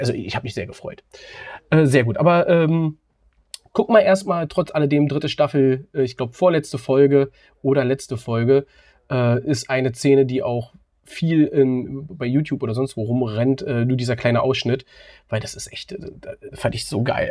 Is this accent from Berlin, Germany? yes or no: yes; Berlin, Germany; als Berliner in Köpenick ansässig